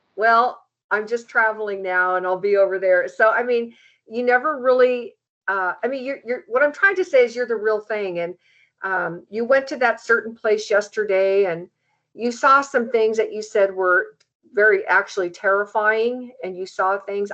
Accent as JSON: {"language": "English", "country": "United States", "said": "as an American"}